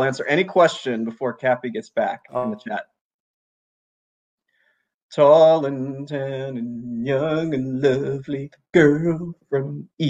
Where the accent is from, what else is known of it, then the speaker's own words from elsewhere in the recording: Kenya; also born or lived in Honduras; I spent elementary school in Honduras and high school in Kenya.